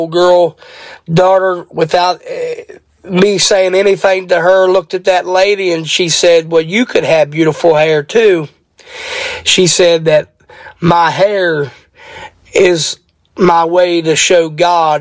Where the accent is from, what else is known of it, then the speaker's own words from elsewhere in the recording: Martinsburg, West Virginia, United States; I am from Martinsburg, West Virginia